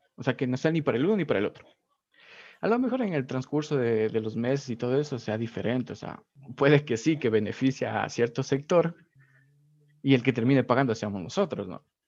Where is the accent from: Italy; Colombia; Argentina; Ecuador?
Ecuador; como ciudadano ecuatoriano, como persona eh, trabajador ¿no? de este país